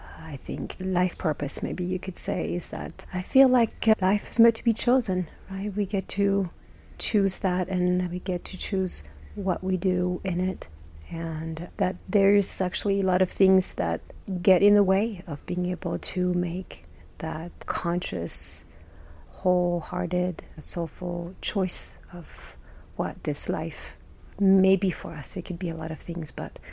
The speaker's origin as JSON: {"language": "English", "country": "France", "tie": "born or raised there", "moved": "as an adult", "lives_now": "Utah, United States", "said": "I was born and raised in France, been here in the U.S. for 25 years or so."}